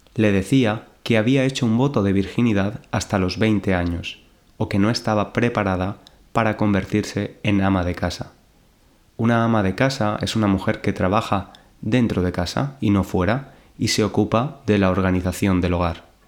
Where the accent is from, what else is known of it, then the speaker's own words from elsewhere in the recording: Valencia, Valencian Community, Spain; now in London, United Kingdom; desde Valencia, mi ciudad natal en España